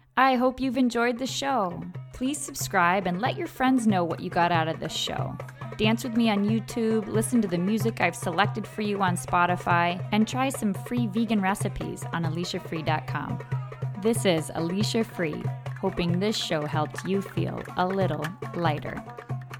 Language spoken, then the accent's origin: English; upstate New York, United States; I went upstate New York. I was born in the apple orchard up here